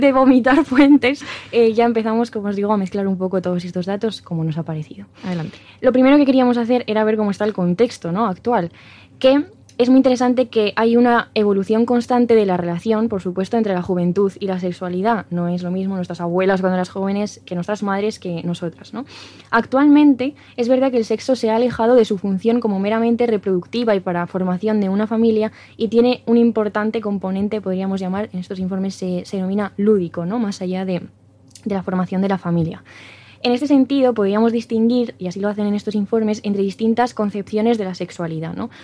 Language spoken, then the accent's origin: Spanish; La Rioja, Spain; somos riojanos, mm. no de, pueblo no, porque yo soy pueblerina 100%